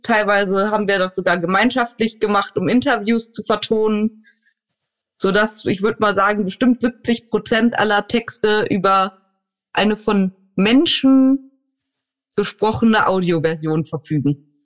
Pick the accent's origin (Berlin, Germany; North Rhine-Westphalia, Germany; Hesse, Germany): North Rhine-Westphalia, Germany; Neuss; in einer inklusiven Radioredaktion in Neuss, da wo ich herkomme